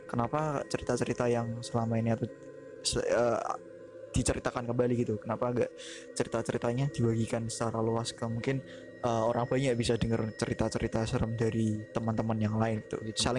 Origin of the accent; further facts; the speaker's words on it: Java, Indonesia; karena kita juga orang Jawa ya kebetulan aku sama Ria orang Jawa